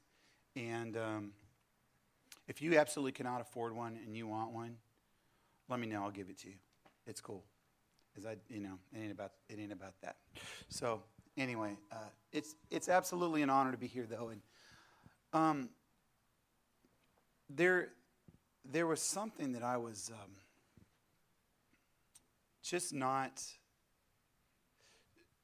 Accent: California, United States; moved away as an adult; now in southeast Missouri, United States; I'm originally from California

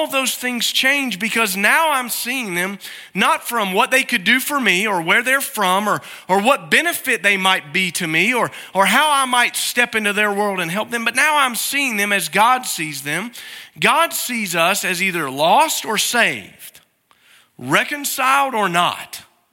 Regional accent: Alabama, United States; born there; Now, where I'm from is important. I guess my birth certificate says that I was born in Alabama. I don't claim it too often unless you really bear down on me about that.

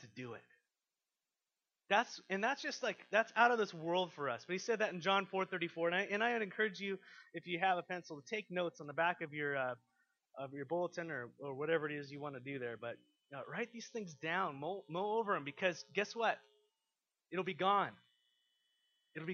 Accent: United States; We're so American

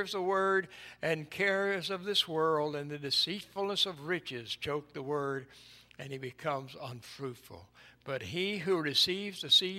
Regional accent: East Tennessee, United States; When I was a boy growing up in East Tennessee

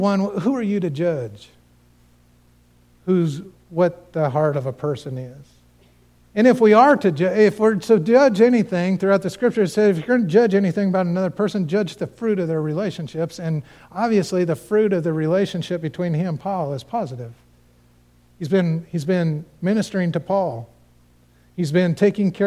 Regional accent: Cañon City, Colorado, United States; moved away; that's my hometown. That's where I grew up

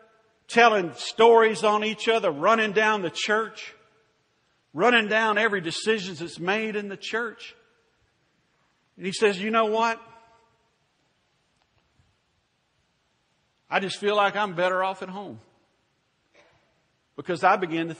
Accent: Louisville, Kentucky, United States; my hometown of Louisville, Kentucky.

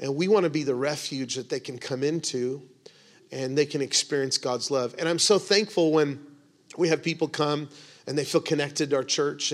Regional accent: United States; we have as American evangelical Christians

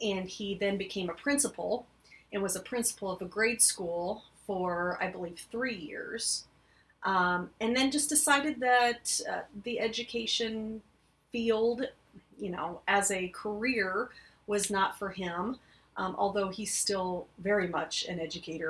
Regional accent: Clinton, United States; come back to my hometown

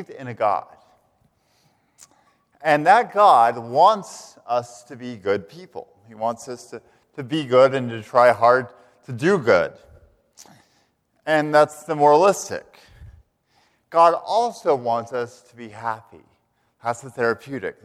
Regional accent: Canyon, Texas, United States; moved away as an adult; also born or lived in Philadelphia; now in Charlottesville, United States; I hail originally from the Texas Panhandle, from a place called Canyon, Texas

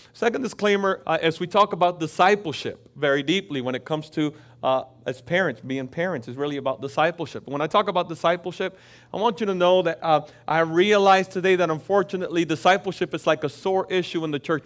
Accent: Florida, United States; also born or lived in Dominican Republic; I grew up in Florida.

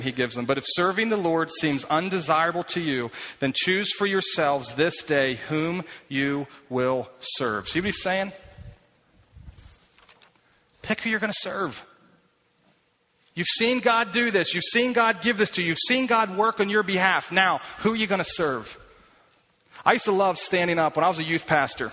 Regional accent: Lititz, Pennsylvania, United States; I grew up in Lititz

